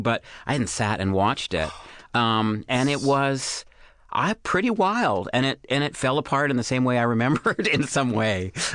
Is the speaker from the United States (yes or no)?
no; Canada; I'm I'm Canadian